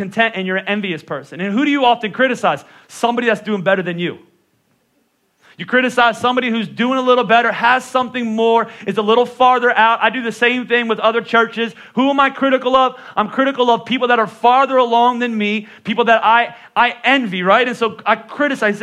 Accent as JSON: {"language": "English", "region": "Northeast", "country": "United States", "also_born_or_lived": "Texas", "said": "I'm from the Northeast"}